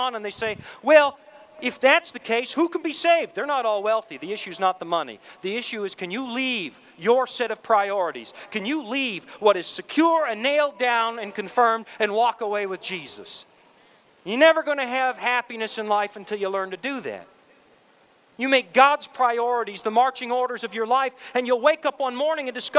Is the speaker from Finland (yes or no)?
no; Canada; I'm Canadian.